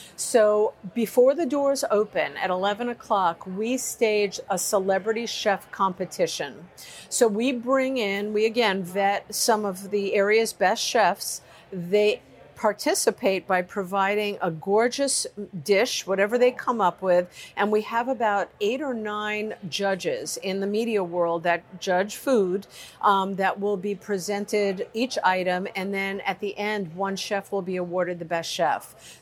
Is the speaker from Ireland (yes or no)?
no; New York, United States; I'm a New Yorker.